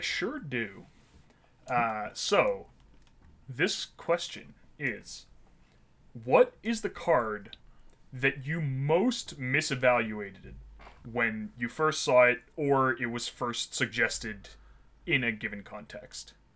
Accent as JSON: {"language": "English", "town": "Ottawa", "region": "Ontario", "country": "Canada", "tie": "born or raised there", "moved": "yes", "lives_now": "Toronto, Canada", "said": "I grew up in Ottawa"}